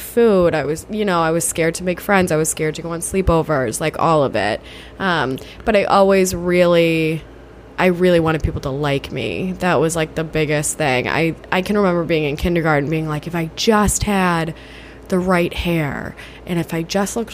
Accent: Rochester, New York, United States; I am from Rochester, New York

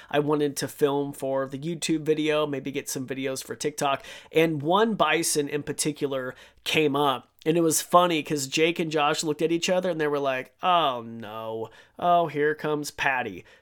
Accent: Idaho, United States; I'm from Idaho. I live on the Snake River

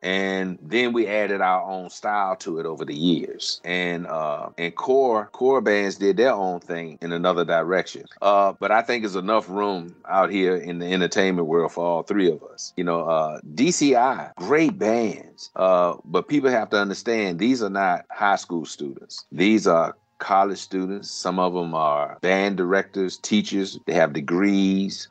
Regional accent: Virginia, United States; moved away as an adult; now in Daytona Beach, United States; I grew up in Virginia, which is about 750 miles north of Daytona Beach

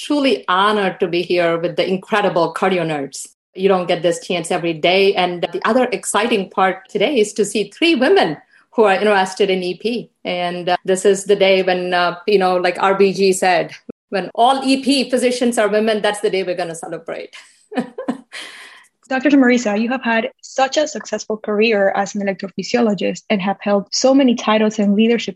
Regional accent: Peru; now in Houston, United States; I was born in Peru, but I've been living here in Houston

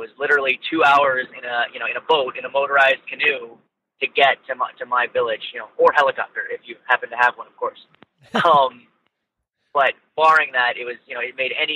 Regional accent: Ohio, United States; also born or lived in Suriname; I'm from Ohio here in the U.S.

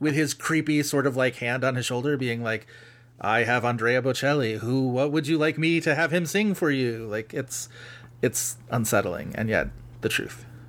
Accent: Buffalo, New York, United States; I'm from fucking Buffalo

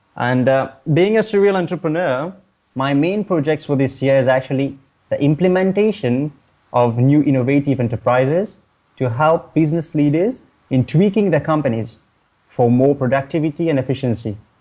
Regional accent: Mauritius; now in Kuala Lumpur, Malaysia; I'm from Mauritius, an island of the Indian Ocean.

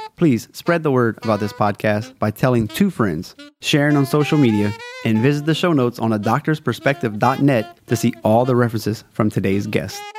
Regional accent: South Louisiana, United States

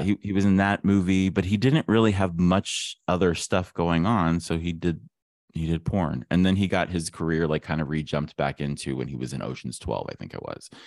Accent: Ohio, United States; growing up in Ohio

